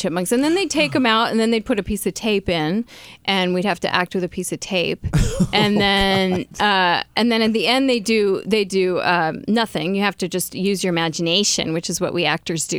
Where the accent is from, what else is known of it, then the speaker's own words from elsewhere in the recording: Yonkers, New York, United States; also born or lived in Bronx, New York; I visited the Bronx for 2 years, and then we couldn't afford the school anymore, so we lived in Yonkers